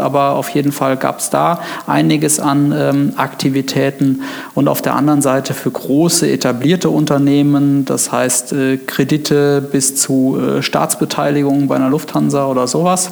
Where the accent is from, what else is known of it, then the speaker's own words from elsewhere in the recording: Neuwied, Rhineland-Palatinate, Germany; moved away as an adult; now in Koblenz, Germany; ich ähm bin gebürtiger Weller, also quasi Westerwälder, ja. ähm, in Neuwied geboren, ähm, ja, auf dem Plattenland äh, aufgewachsen